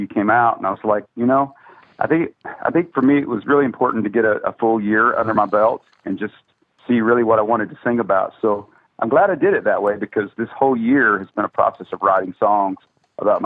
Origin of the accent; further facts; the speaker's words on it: South Alabama, United States; I grew up in the Pentecostal church down in South Alabama